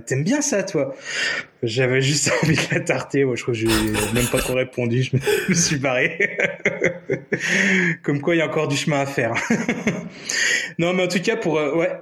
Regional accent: Nancy, Grand Est, France; avoir vécu euh, mon enfance à Nancy

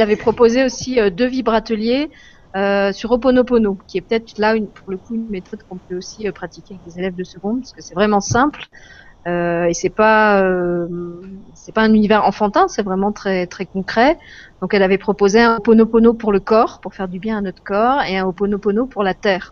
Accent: France; en tant que française, euh, j'avais la chance de grandir dans, un pays libre

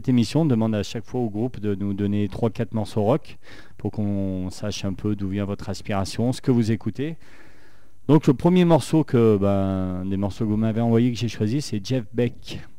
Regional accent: Saint-Étienne, Auvergne-Rhône-Alpes, France; accent: stéphanois; vous n'avez pas l'accent stéphanois, parce que moi, on me charrie souvent avec mon accent pourri.

